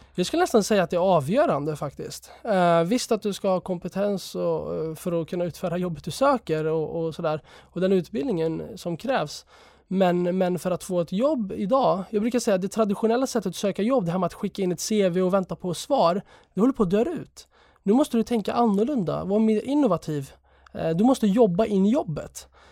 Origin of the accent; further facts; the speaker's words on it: Sweden; also born or lived in Jerusalem; jag är född i Sverige